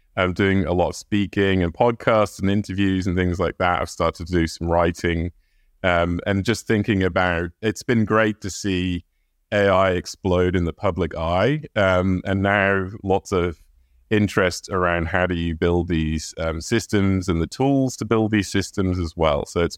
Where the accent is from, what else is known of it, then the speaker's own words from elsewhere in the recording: England, United Kingdom; Well, I grew up in England. I am the son of an American Air Force man who lived in England at the time. And we got moved all over the country, all over the world.